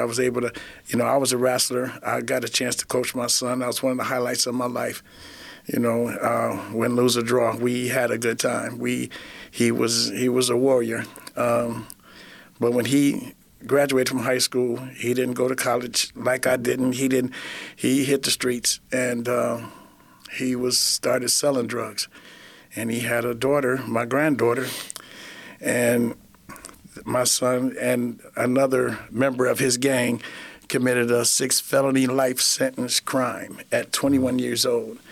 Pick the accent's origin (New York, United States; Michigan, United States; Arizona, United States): Michigan, United States; Flint; I was born and raised in Flint, Michigan